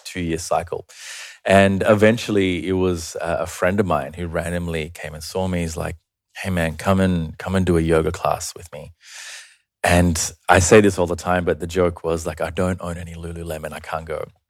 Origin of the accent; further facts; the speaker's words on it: Australia; also born or lived in Sri Lanka; I was born there, but I migrated to Australia when I was five